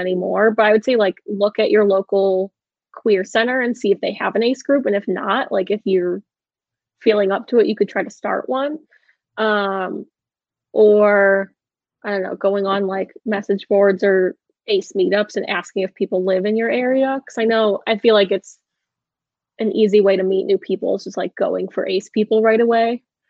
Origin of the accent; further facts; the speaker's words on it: Canada; I have two cats and a bunny, and I'm Canadian, so a green card is on the table.